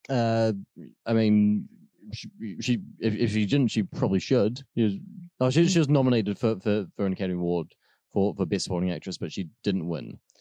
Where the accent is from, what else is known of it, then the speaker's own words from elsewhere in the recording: New Zealand; as a New Zealander